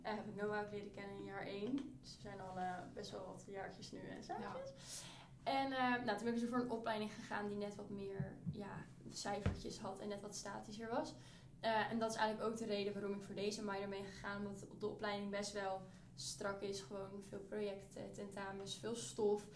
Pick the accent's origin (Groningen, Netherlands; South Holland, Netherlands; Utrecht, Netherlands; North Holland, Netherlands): Utrecht, Netherlands; near; ik kom uit Utrecht in de buurt